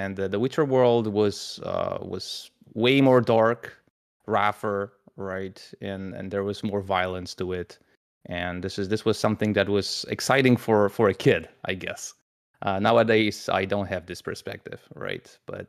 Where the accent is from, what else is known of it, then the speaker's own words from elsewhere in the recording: Poland; it was pretty easy for me because I'm from Poland, so I was exposed to Sapkowski's work at the very beginning when it was even posted in, you know, some small newspapers here in Poland.